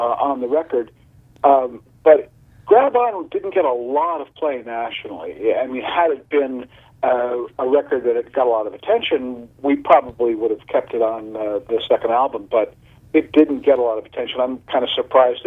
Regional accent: New Jersey, United States; moved away; a UHF Battle of the Bands back in New Jersey when I was a teenager

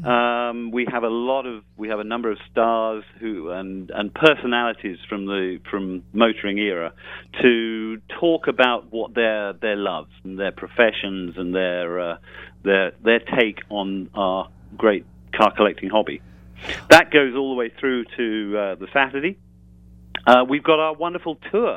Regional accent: United Kingdom; I am British

